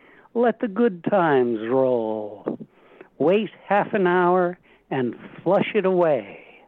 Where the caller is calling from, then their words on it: Cambridge, Massachusetts, United States; Cambridge, Mass.